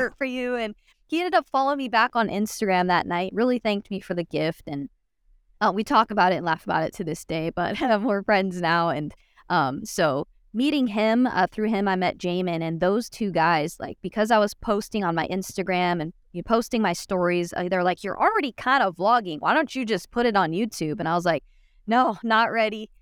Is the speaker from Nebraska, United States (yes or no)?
no; Phoenix, Arizona, United States; moved away as an adult; now in Dallas, United States; I was born and raised in Phoenix, Arizona